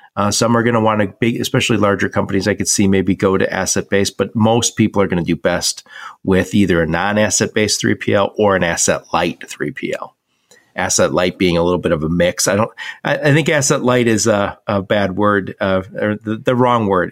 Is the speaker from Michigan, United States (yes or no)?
yes; Dearborn, Michigan, United States; I was born and raised in Dearborn, Michigan